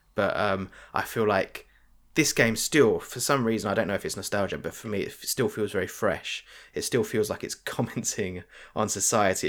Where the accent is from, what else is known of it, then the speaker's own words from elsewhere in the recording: United Kingdom; we're British